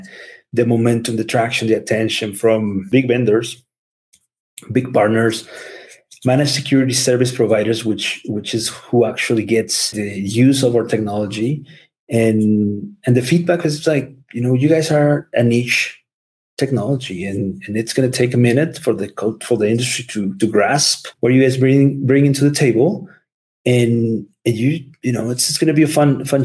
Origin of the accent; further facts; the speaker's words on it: Mexico; English is a second language; moved away as an adult; also born or lived in Seattle, United States; now in United States; being from Mexico and growing up in Mexico and then moving into the US